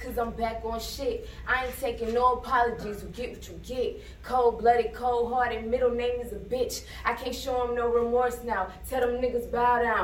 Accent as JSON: {"language": "English", "town": "Buffalo", "region": "New York", "country": "United States", "said": "We're from Buffalo, New York."}